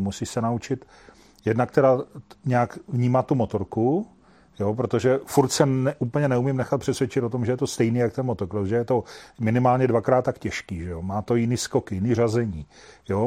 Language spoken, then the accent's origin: Czech; Šumperk, Olomouc Region, Czechia; jsem původem ze Šumperka